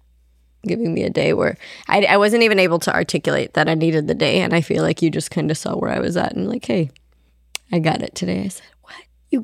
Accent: Ethiopia; first language Amharic; English is a second language; Ethiopia, Amharic was my first language

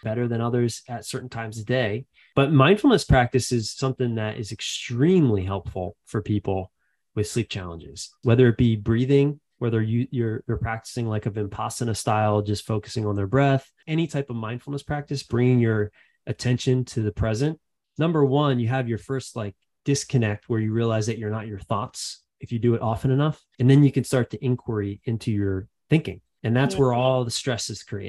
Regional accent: Philadelphia, Pennsylvania, United States; born or raised there

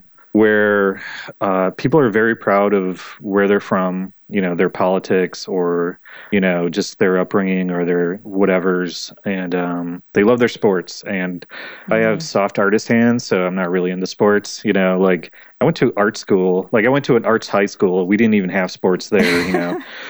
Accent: New York, United States; moved away; I'm like, I'm from New York.

